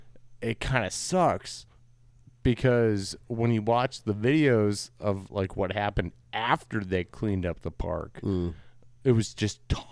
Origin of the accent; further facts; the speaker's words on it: Wisconsin, United States; now in Gainesville, United States; from my accent, I'm from Wisconsin.